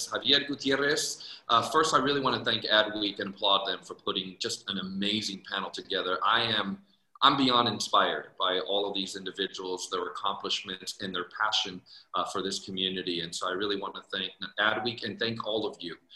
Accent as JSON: {"language": "English", "town": "San Jose", "region": "California", "country": "United States", "tie": "born or raised there", "also_born_or_lived": "Guadalajara, Mexico", "lives_now": "Phoenix, United States", "said": "I am uh, uh, Mexicano. I was born in Guadalajara, Mexico, but grew up in uh, San Jose, California. I now reside in Arizona"}